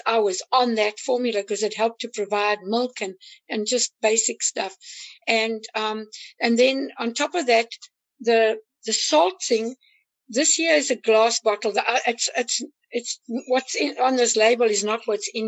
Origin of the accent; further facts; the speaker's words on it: South Africa; now in United States; I'm actually African American, I'm from South Africa